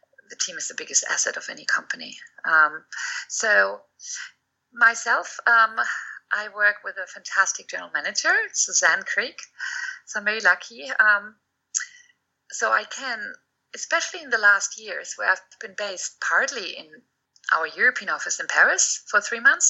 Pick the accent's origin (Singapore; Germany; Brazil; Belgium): Germany; moved away; I've quoted our former chancellor, Willy Brandt, many times